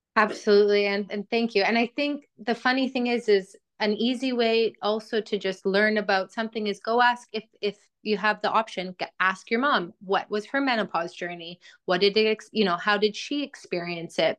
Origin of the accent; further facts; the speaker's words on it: Edmonton, Alberta, Canada; moved away as an adult; also born or lived in Australia; now in London, United Kingdom; I'm from Edmonton, Alberta, which I would say is one of the colder parts of Canada.